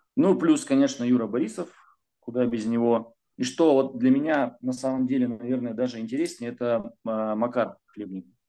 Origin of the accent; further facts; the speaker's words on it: Urals, Russia; я же с Урала, с гор спустился почти что